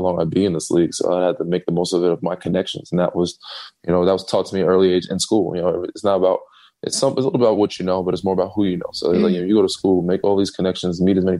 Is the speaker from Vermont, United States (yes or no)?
no; North Babylon, New York, United States; moved away; also born or lived in Chapel Hill, North Carolina / Texas; I do one in my hometown every year for the last, you know, 12, as many years I've been in the league, 12, 13 years in North Babylon, New York.